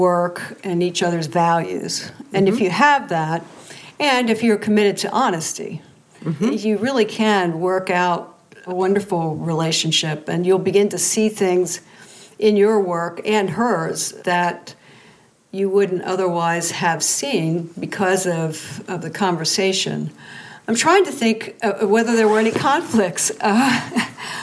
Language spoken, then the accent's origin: English; the East, East Coast, United States; I'm from the East